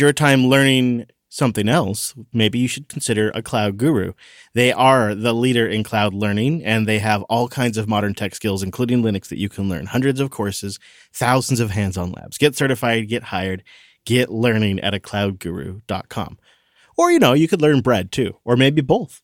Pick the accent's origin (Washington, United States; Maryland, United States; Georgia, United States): Washington, United States; My home state